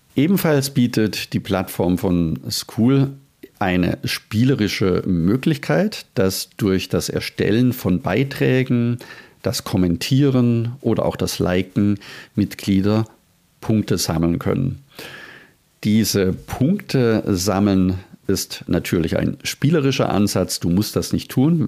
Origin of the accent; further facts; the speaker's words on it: Germany; bei uns in Deutschland